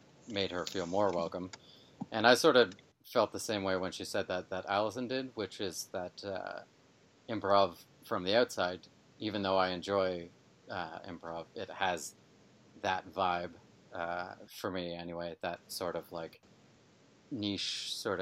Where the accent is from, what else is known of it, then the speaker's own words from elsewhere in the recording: north of Toronto, Ontario, Canada; also born or lived in London, Ontario; I was born in Northern Ontario, sort of. Well, people who were born in true Northern Ontario would laugh at me for saying that, but north from where I'm at anyway. It's a couple hours north of Toronto. And then I've sort of lived all around Toronto until I moved out to London here